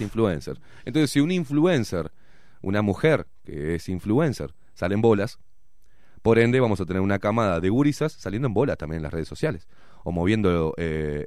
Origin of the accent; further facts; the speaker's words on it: Uruguay; nos estamos desdibujando como uruguayos